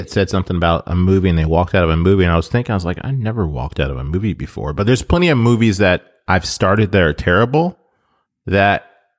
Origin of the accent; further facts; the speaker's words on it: United States; I was born in America.